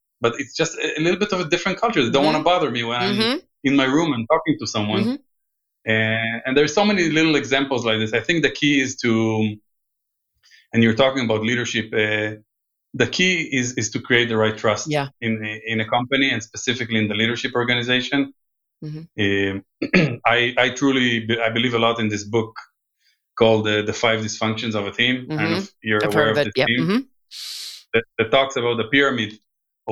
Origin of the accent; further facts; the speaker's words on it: Israel; English is a second language; moved away; also born or lived in United States; I grew up in Israel, but I lived quite a few times here with my family